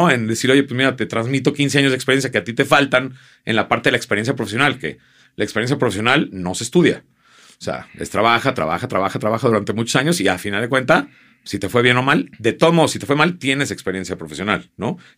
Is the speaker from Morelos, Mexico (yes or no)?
no; Guadalajara, Jalisco, Mexico; los tapatíos, yo soy tapatío de corazón y amo Guadalajara